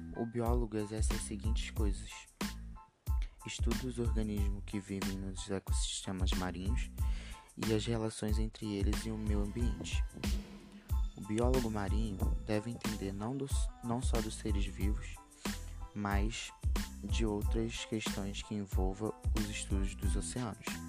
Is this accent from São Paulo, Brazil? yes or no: no; Nova Iguaçu, Rio de Janeiro, Brazil; tenho 16 anos, sou de Alves, Nova Iguaçu